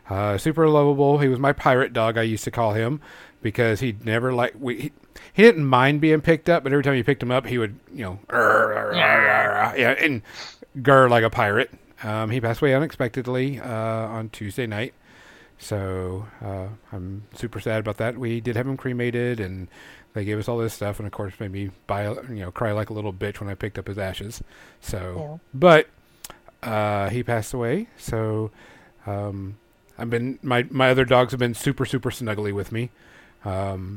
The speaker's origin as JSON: {"language": "English", "region": "Louisiana", "country": "United States", "moved": "yes", "lives_now": "Arkansas, United States", "said": "It hasn't gotten super, super bad here in Arkansas, but I'm from Louisiana"}